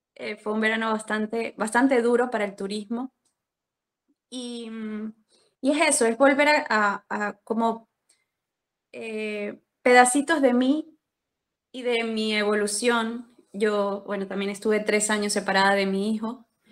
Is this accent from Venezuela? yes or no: yes; Venezuela; moved away as an adult; also born or lived in Colombia; now in Spain; soy venezolana